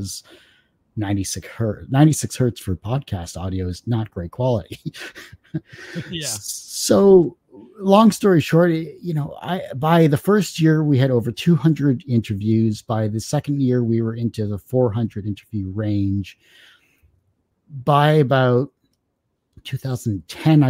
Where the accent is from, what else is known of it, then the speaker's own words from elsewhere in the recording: Windsor, Ontario, Canada; No, I'm Canadian. I was born and raised in Windsor, Ontario, and I'm still here